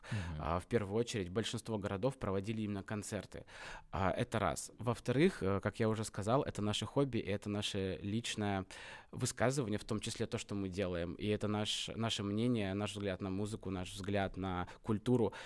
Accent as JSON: {"language": "Russian", "town": "Omsk", "region": "Omsk Oblast", "country": "Russia", "said": "мы из Омска"}